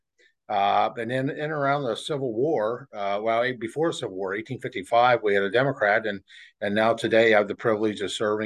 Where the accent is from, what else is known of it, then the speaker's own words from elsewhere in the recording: Pennsylvania, United States; my home state